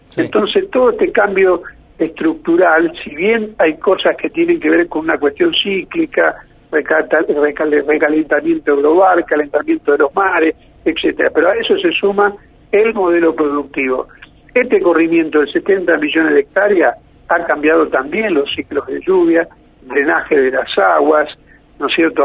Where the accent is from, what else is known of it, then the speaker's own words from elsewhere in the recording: small town near Villa María, Córdoba, Argentina; moved away; also born or lived in Santa Fe; Yo soy hijo de esa comarca, soy cordobés, soy hijo de ahí de un pueblito, nací en un pueblo muy, muy cerquita a Villa María